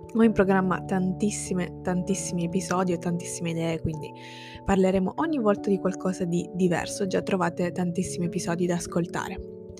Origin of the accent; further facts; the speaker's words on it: Sicily, Italy; first language Italian and Sicilian; ciò che per me è madrelingua sarebbe esclusivamente l'italiano e il siciliano